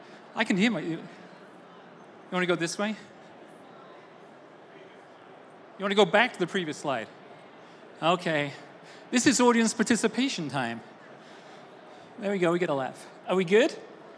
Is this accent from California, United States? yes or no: no; Austin, Texas, United States; I, as you can tell from my boots, are from Austin, Texas. You may not tell that from my accent, but I am from Austin, Texas.